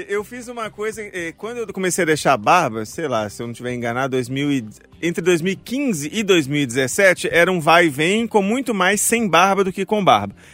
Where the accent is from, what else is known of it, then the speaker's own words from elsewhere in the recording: Mariana, Minas Gerais, Brazil; eu sou de Mariana